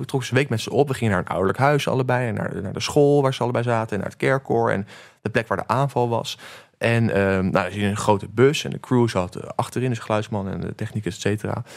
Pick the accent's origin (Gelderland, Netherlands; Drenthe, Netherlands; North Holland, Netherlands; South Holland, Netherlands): South Holland, Netherlands; The Hague; also born or lived in Antwerp / New Zealand; Den Haag, waar ik vandaan kom